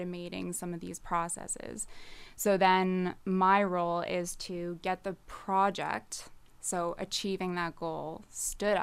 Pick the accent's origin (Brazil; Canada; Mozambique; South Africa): Canada; Nova Scotia; also born or lived in New Brunswick / Toronto; I'm originally from the Maritimes. So born in New Brunswick, moved to Nova Scotia when I was 10, and then was basically raised here